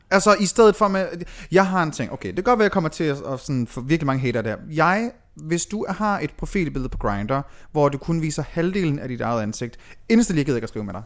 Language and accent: Danish; Aalborg, North Denmark Region, Denmark; moved away as an adult; also born or lived in Aarhus; jeg er født og opvokset i Aalborg